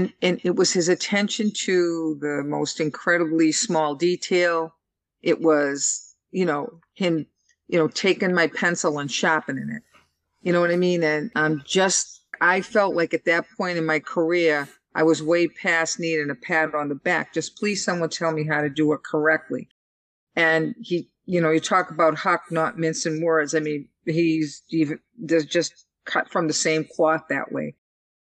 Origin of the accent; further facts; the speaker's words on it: Boston, Massachusetts, United States; from Boston